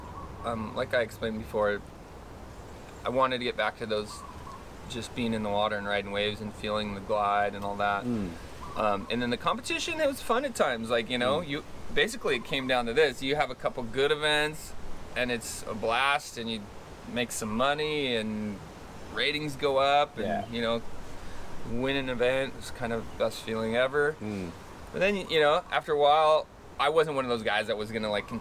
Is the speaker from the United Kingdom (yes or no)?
no; Ojai, California, United States; We grew up in Ojai